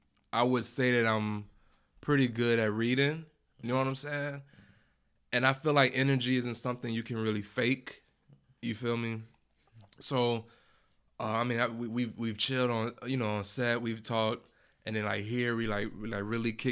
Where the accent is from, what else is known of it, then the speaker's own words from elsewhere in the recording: Chicago, Illinois, United States; I'm from Chicago.